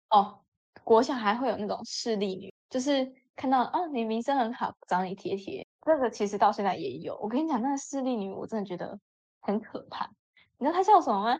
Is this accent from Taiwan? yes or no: yes; Hsinchu, Taiwan; 因为我们是新竹人嘛